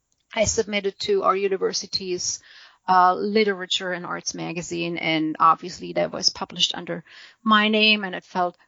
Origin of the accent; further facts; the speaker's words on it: Germany; English is a second language; moved away as an adult; now in United States; we emigrated from Germany to the U.S.